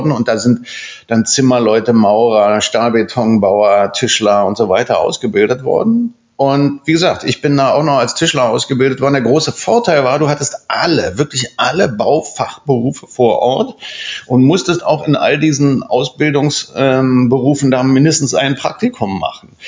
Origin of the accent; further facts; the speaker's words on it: Spandau, Berlin, Germany; Ich bin Spandauer. Ich bin im, in Spandau geboren, ich bin in Spandau Kindergarten gegangen, äh, Vorschule, Grundschule, Gymnasium